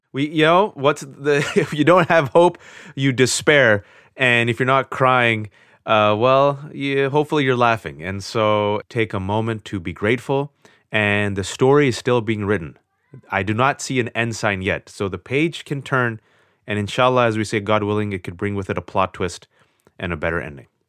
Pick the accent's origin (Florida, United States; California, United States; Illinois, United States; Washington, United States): California, United States; Bay Area; was born and raised in the Bay Area, California, to Pakistani immigrant parents